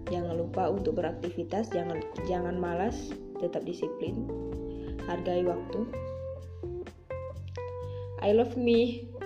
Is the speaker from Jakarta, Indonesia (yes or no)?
no; Pekanbaru, Riau, Indonesia; aku dari jurusan psikologi. Aku dari Riau Pekanbaru.